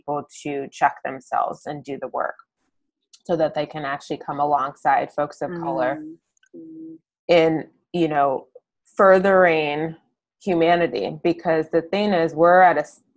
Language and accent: English; Ann Arbor, Michigan, United States; I'm from Ann Arbor. I live in Ann Arbor again.